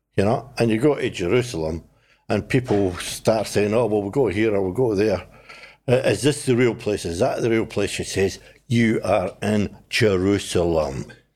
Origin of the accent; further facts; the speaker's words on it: Scotland, United Kingdom; now in New Zealand; I am Scottish